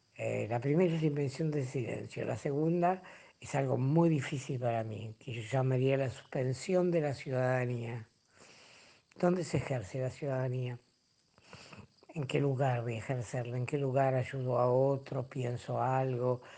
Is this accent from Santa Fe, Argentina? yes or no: yes; Rosario, Santa Fe, Argentina; Nací en Rosario, cerca del arroyo Saladillo, donde iba todos los veranos. Todo el grupo del barrio íbamos hasta allí a bañarnos